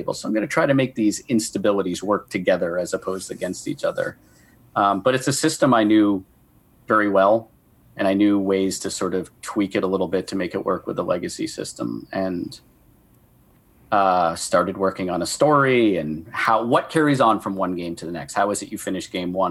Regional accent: Maine, United States; I'm from Maine

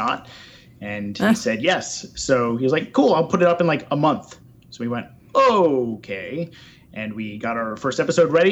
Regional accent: Shirley, New York, United States; In the middle of Long Island in Suffolk County, the Shirley Mastic area.

